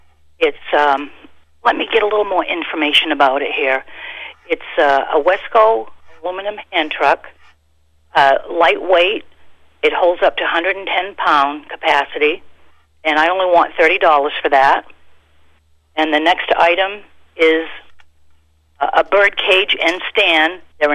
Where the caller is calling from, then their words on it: Rumford, Maine, United States; From Rumford.